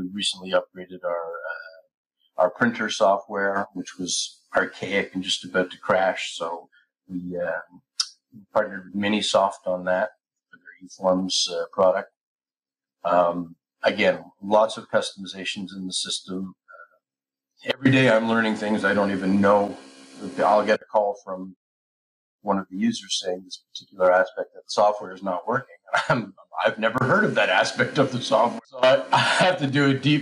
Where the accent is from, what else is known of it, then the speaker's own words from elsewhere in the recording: Canada; moved away as an adult; I'm Canadian.